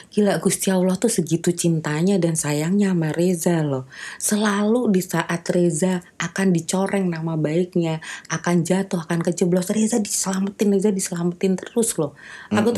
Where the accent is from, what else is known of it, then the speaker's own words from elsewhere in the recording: West Java, Indonesia; karena sama-sama orang Sunda kebayan kalau rekan kerja aku bukan orang Sunda emang